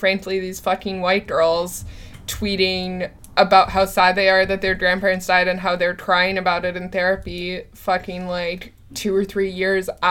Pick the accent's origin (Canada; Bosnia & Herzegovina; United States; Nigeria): Canada; I'm a Canadian